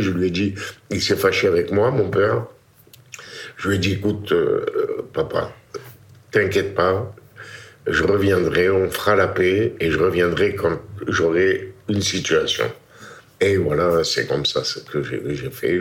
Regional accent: Constantine, Constantine Province, Algeria; moved away as an adult; also born or lived in Paris; now in France; né le 11 décembre 1938 à Constantine, Algérie

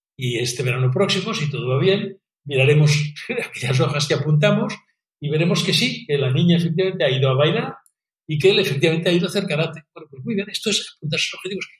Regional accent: Catalonia, Spain; en España y en Cataluña especialmente nos equivocamos

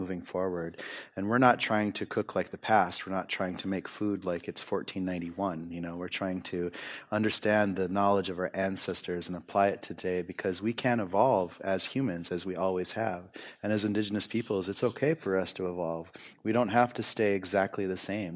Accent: United States; growing up in the United States when I was younger

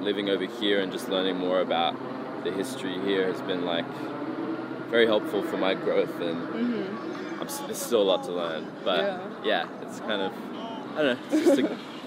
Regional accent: an hour west of Sydney, New South Wales, Australia; an hour west of Sydney

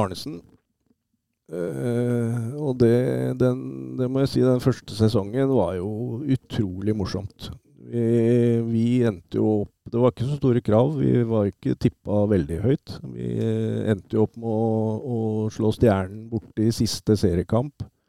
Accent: Oslo, Norway; now in Hamar, Norway; jeg er født og oppvokst, uh, som du sier, på, i Oslo og, og, bodde på Kampen uh, fra jeg var guttunge

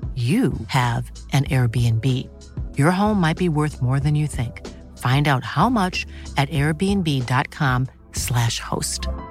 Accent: Vetlanda, Jönköping County, Sweden; nu är jag från Vetlanda

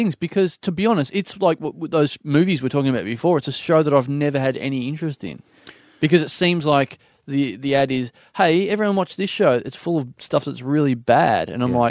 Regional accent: Australia; I'm an Aussie.

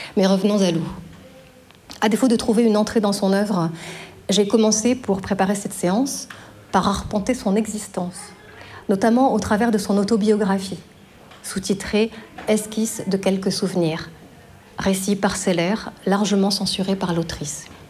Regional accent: Belfort, Bourgogne-Franche-Comté, France; la banlieue de Belfort, ma ville natale

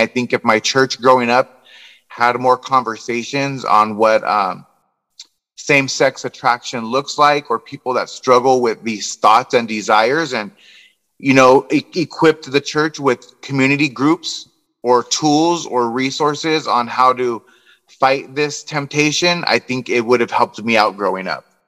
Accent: Southern California, United States; I grew up here in Southern California, like I said, my whole life.

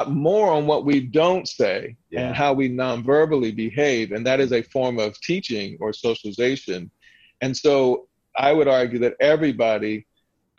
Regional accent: Southern Delaware, United States; my family growing up in Southern Delaware

